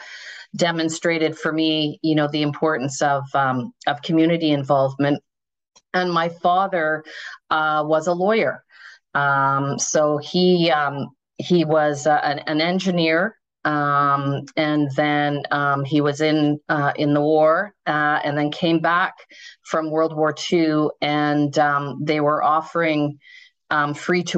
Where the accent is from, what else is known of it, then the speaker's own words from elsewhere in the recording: Thunder Bay, Ontario, Canada; now in Toronto, Canada; I grew up in Northwestern Ontario. I'm from Thunder Bay